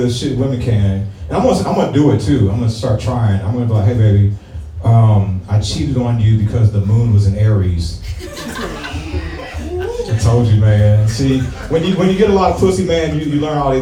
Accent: St. Louis, Missouri, United States; I am from St. Louis

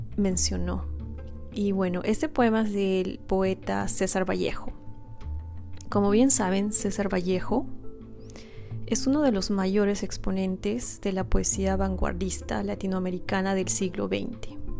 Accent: Cusco, Peru; now in United States; yo soy peruana, nací en Perú, originalmente de la ciudad de Cusco y actualmente vivo en el extranjero, vivo en Estados Unidos.

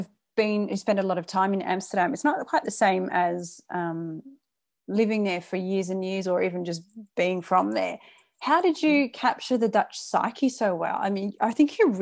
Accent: England, United Kingdom; moved away; I'm English, where it's politeness is everything

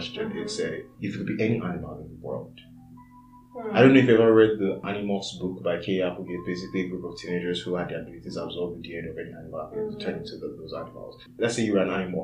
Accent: Nigeria; I'm Nigerian

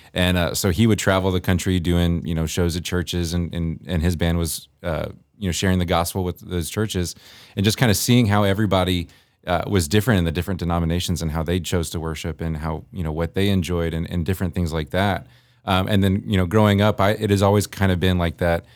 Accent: Northern Virginia, United States; moved away as an adult; now in Campbell, Missouri, United States; I was, uh, born and raised in Virginia

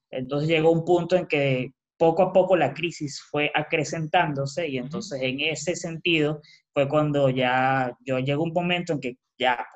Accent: Peru; moved away as an adult; Sin embargo, como bueno, soy peruano, tengo familia y llegué directamente a un lugar.

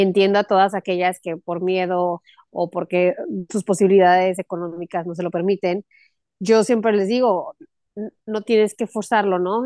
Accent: Aguascalientes, Mexico; moved away as an adult; also born or lived in El Paso, Texas / Mexico City / Los Angeles / Texas; now in Cancún, Mexico; nací en El Paso, Texas, o sea, muy cerca de, de donde estás tú. Y este, crecí toda mi vida en Aguascalientes hasta los 22 años

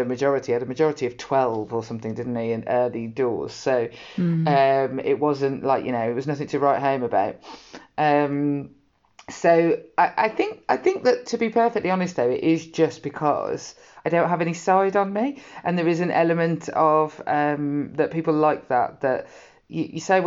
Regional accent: Birmingham, West Midlands, United Kingdom; I come from Birmingham, the farthest away from the sea.

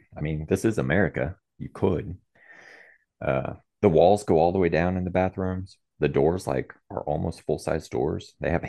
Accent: Texas, United States; So I grew up in Central Texas. My dad was military. He retired from the U.S. Army.

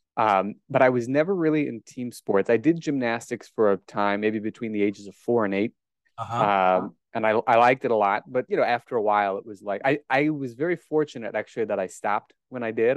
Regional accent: Omaha, Nebraska, United States; accent: Great Plains; I was indeed born and raised in Omaha, Nebraska, as you can tell from my mellifluous Great Plains accent in English

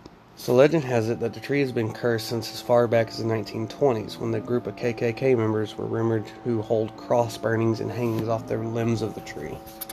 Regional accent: New Jersey, United States; Growing up in Somerset County, it was almost a rite of passage to hear the check out the rumors surrounding the ever so spooky Devil's Tree in Basking Ridge.

